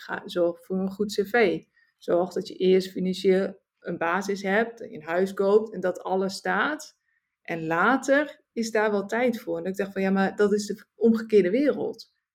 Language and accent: Dutch; Netherlands; moved away as an adult; also born or lived in Suriname / Singapore; Nederland, het is natuurlijk mijn thuisland. Het is waar ik ben geboren